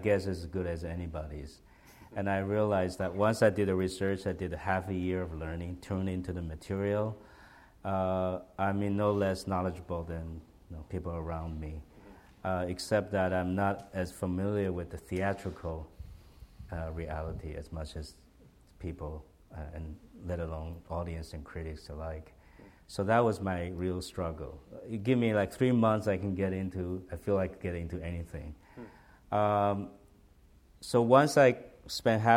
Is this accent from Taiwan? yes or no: yes; Taiwan; English is a second language; moved away as an adult; I was from Taiwan.